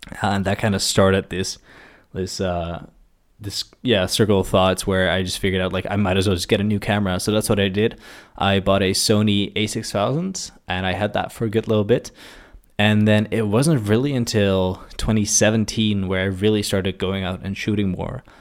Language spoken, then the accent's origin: English; Maassluis, South Holland, Netherlands; I grew up in a small town, uh, called Maslands